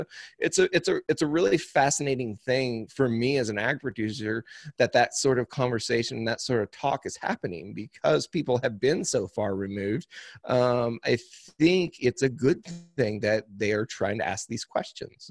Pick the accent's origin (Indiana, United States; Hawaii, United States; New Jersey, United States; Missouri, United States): Missouri, United States; Cuba; I am from Cuba, Missouri, which is about, um, it's about halfway between Springfield and Saint Louis, Missouri